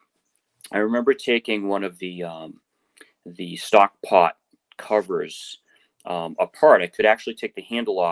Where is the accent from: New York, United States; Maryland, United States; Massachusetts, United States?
Massachusetts, United States; Quincy; I grew up in Quincy, Massachusetts, and the house I grew up in wasn't too far from the main road through Quincy called Hancock Street